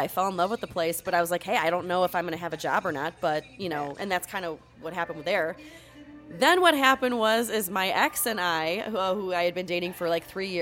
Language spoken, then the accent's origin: English; Chicago, Illinois, United States; moved away as an adult; now in El Paso, United States; I'm from Chicago, Illinois, born and raised.